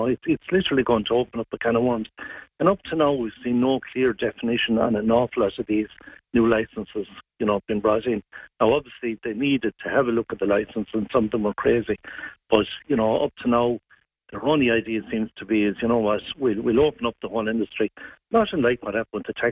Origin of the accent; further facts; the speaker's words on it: Ireland; the one thing that we always had here in Ireland was a great Irish pub